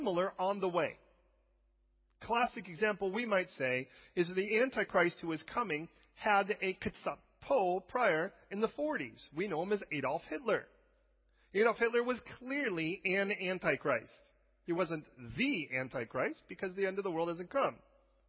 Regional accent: United States; as an American who is not necessarily European

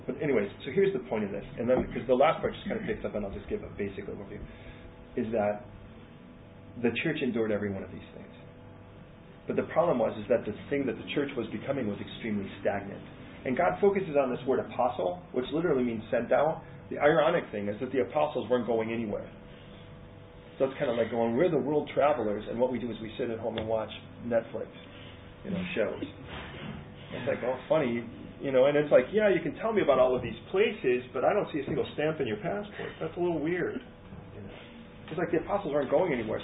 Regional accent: California, United States; now in London, United Kingdom; I'm American. I'm Californian

